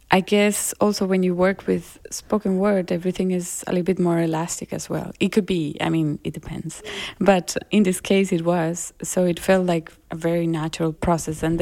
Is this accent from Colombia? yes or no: yes; Colombia; accent: Colombian; first language Spanish; English is a second language; now in Germany; because also here trying to learn german and forgetting my colombian accent like i do feel like i'm this hybrid source of a very strange way of talking